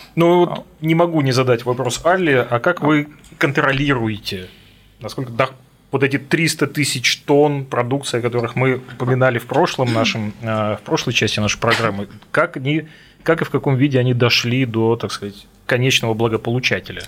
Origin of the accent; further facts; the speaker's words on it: Russian Far East, Russia; я как дальневосточник